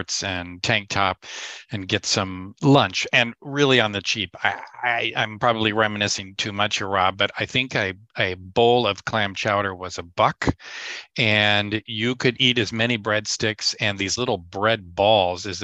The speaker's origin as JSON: {"language": "English", "region": "Southern California", "country": "United States", "tie": "born or raised there", "also_born_or_lived": "Milwaukee, Wisconsin / Palm Springs", "moved": "as an adult", "lives_now": "Chicago, United States"}